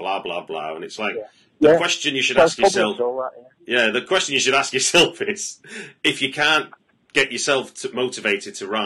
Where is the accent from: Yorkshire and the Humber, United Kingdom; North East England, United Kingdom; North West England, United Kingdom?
North West England, United Kingdom; Manchester; I'm from North Manchester, so, you know, Bury and all